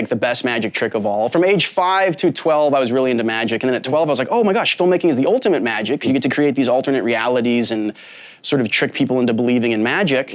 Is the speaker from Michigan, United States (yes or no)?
no; Las Vegas, Nevada, United States; I grew up in Las Vegas, and I was like a childhood magician